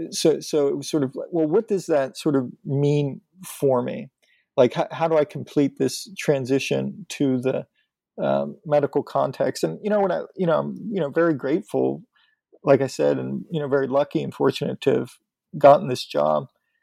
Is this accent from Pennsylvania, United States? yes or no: yes; Pennsylvania, United States; I'm from Western Pennsylvania, north of Pittsburgh.